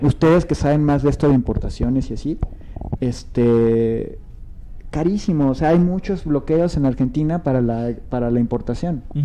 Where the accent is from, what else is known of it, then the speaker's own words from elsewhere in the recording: Naucalpan, State of Mexico, Mexico; yo que nací y crecí en el norte